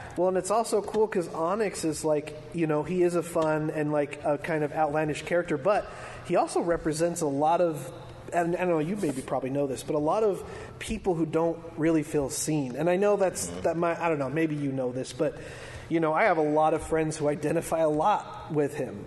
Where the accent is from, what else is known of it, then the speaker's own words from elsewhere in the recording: Salt Lake City, Utah, United States; I grew up in Salt Lake